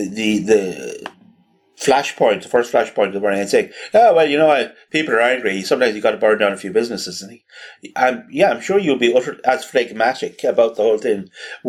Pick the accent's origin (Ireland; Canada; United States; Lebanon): Ireland; a place like Ireland where we have an unarmed police